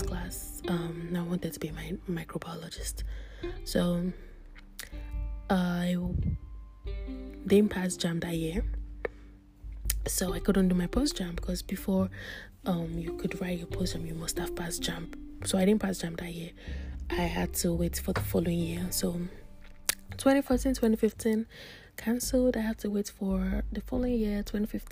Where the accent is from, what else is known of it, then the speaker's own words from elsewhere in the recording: Nigeria; moved away; I'm a Nigerian. I grew up in Nigeria and I schooled in Nigeria